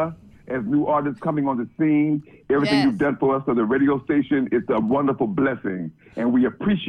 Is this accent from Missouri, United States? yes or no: yes; Kansas City, Missouri, United States; accent: Midwestern; now in New York, United States; It's a Midwestern accent.